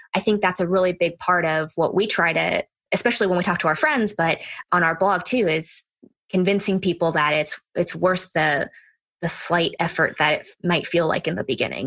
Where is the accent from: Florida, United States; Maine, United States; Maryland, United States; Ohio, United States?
Florida, United States; moved away as an adult; now in Hawaii, United States; We're from Florida, so we don't know anything about the winter